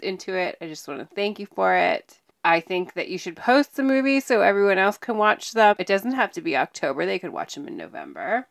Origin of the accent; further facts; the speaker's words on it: Mount Hood, Oregon, United States; I grew up on Mount Hood